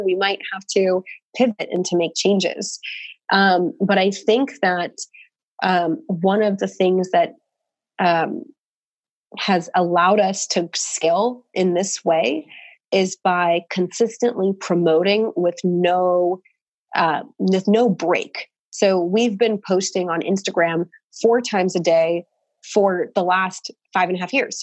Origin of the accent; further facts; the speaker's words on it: Portland, Oregon, United States; moved away; we're from Portland, so coffee is like our craft brew up there